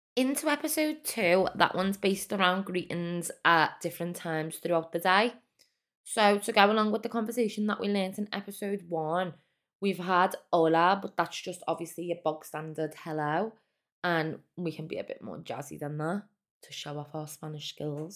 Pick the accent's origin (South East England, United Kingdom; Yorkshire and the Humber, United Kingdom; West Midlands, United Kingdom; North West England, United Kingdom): North West England, United Kingdom; Liverpool; I'm from Liverpool, England.